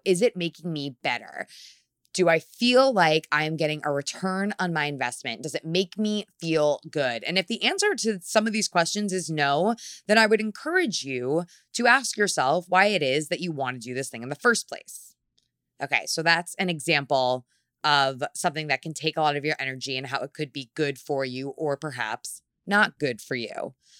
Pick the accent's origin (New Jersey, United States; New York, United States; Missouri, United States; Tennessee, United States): New York, United States; New York City; as a New Yorker